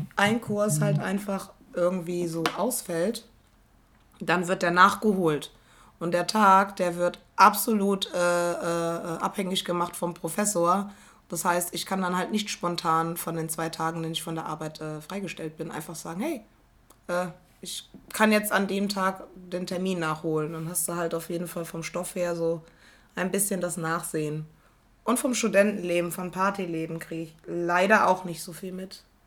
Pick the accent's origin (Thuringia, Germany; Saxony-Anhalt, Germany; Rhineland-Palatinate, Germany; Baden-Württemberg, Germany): Rhineland-Palatinate, Germany; first language German; moved away as an adult; now in Berlin, Germany; bei uns in Rheinland-Pfalz